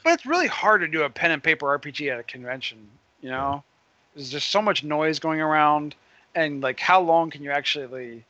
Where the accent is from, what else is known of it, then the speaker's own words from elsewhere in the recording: Philadelphia, Pennsylvania, United States; my hometown